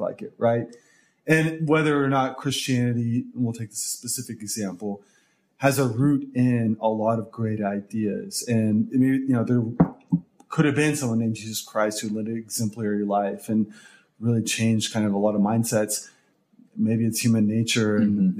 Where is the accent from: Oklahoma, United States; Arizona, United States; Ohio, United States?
Oklahoma, United States; Tulsa; moved away as an adult; also born or lived in Dallas, Texas; Originally from Tulsa, Oklahoma, lived there, grew up there. Uh, originally, actually from from Oklahoma City. If we're going to get detailed here, but then moved to Tulsa when I was seven with the family.